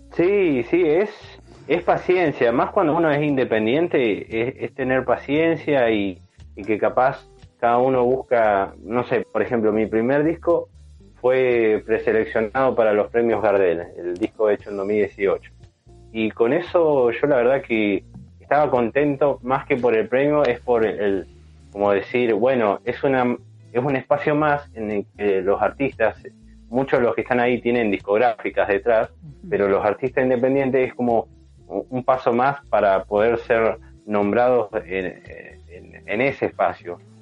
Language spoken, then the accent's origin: Spanish; San Martín de los Andes, Neuquén, Argentina; yo me crié en San Martín de los Andes también, soy de Neuquén y bueno, me crié allá en San Martín.